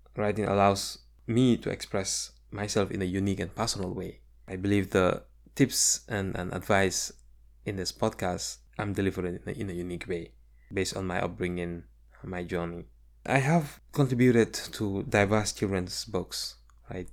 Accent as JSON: {"language": "English", "country": "Gambia", "tie": "born or raised there", "moved": "as an adult", "lives_now": "United States", "said": "my experiences growing up in the Gambia"}